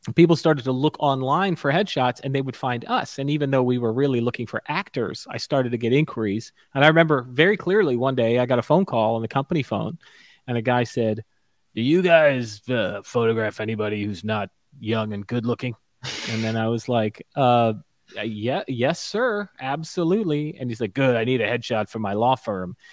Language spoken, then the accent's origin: English; Stuart, Florida, United States; also born or lived in Orlando; where I grew up in Stuart, Florida